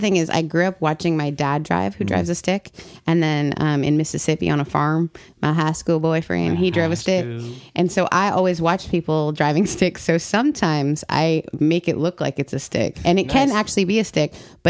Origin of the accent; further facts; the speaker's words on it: Canada; And so we grew up kind of in the United Church of Canada, which is like they don't have it here.